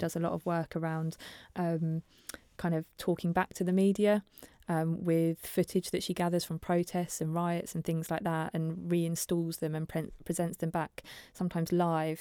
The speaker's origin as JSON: {"language": "English", "area": "Norfolk", "region": "East of England", "country": "United Kingdom", "also_born_or_lived": "Preston", "moved": "as an adult", "said": "I'm from Norfolk originally"}